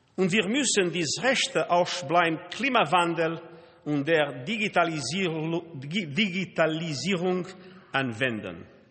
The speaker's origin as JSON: {"language": "German", "country": "Portugal", "second_language": "German", "moved": "as an adult", "said": "in meinem Heimatland Portugal"}